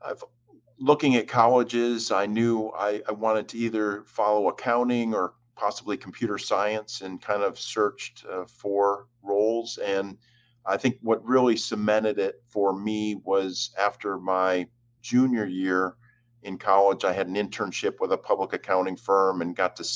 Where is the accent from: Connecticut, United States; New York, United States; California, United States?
New York, United States; Jamestown; moved away; I was born and raised in Jamestown, New York, which is in the far southwest